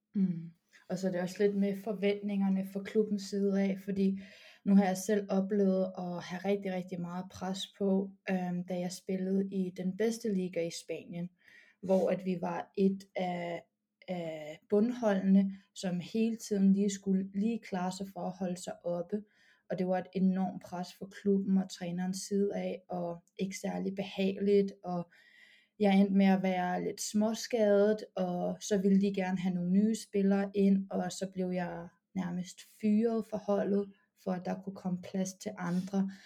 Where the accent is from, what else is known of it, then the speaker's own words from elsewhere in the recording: Copenhagen, Capital Region of Denmark, Denmark; moved away as an adult; also born or lived in United States; now in Madrid, Spain; jeg har min ungdomsbasket i BK Amager